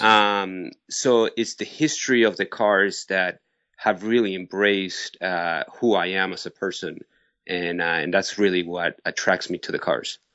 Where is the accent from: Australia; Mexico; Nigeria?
Mexico; Mexico City; also born or lived in Barcelona, Spain; now in United States; I was born in Mexico City. My family is from Barcelona, Spain.